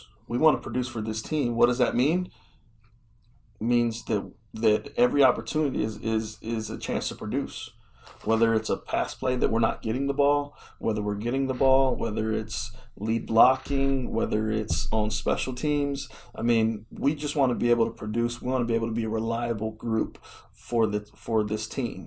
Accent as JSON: {"language": "English", "town": "Chicago", "region": "Illinois", "country": "United States", "moved": "yes", "lives_now": "Oklahoma City, United States", "said": "I'm from Chicago"}